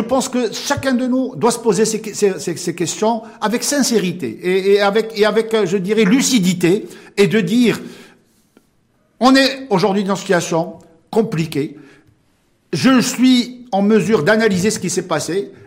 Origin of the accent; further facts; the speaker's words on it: Morocco; chez nous au Maroc